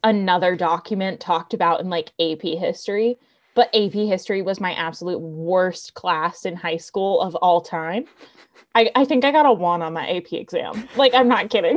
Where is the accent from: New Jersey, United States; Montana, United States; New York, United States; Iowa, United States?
New Jersey, United States; moved away; I'm originally from New Jersey